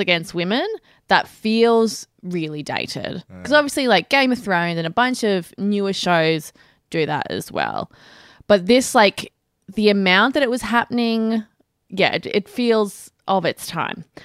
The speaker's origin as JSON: {"language": "English", "country": "Australia", "accent": "Australian", "said": "my usual annoying Australian accent"}